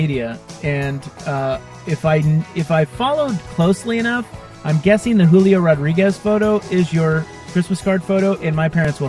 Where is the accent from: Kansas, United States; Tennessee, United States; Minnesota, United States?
Kansas, United States; Salina; moved away; Salina. Which is my hometown.